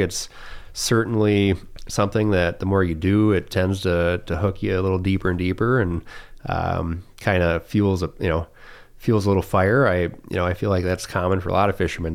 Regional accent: St. Marys River, Michigan, United States; we grew up in the Saint Mary's River

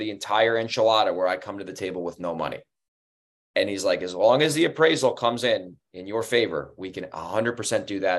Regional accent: Monroe, United States; Monroe, my hometown. I live not in that neighborhood, but it's in the same zip code

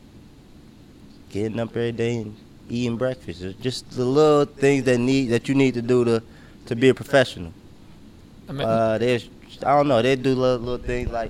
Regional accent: Cincinnati, Ohio, United States; I was from Cincinnati too

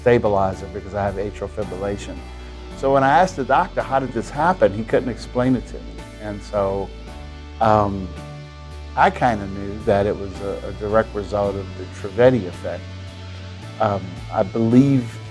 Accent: New Orleans, Louisiana, United States; I'm from New Orleans, Louisiana.

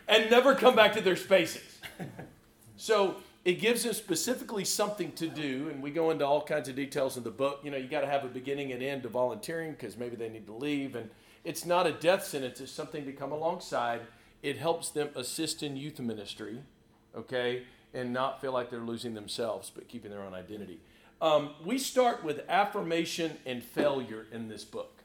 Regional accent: Lubbock, Texas, United States; I'm from Lubbock, Texas

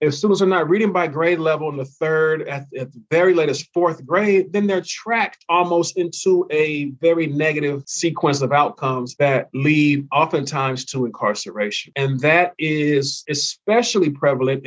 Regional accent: California, United States; my home state of California

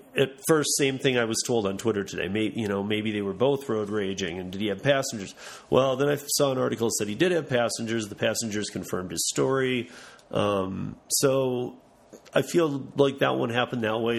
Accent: Lansing, Michigan, United States; now in Denver, United States; my hometown in Lansing, Michigan

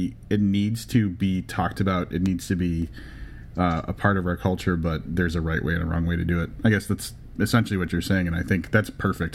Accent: Chicago, Illinois, United States; being a Chicagoan and not a New Yorker or not from even the East Coast

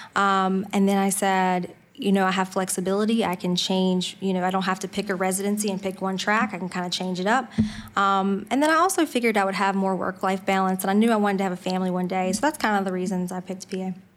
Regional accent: Franklin County, Virginia, United States; also born or lived in Harrisonburg, Virginia / Winchester, Virginia; So I grew up in, um, a little rural town in Franklin County, Virginia. So that's where I was born and raised

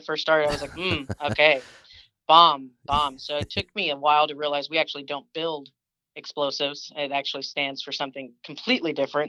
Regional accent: New Braunfels, Texas, United States; also born or lived in Oklahoma; I was born in Oklahoma, actually. Oh, most of my life was in Texas.

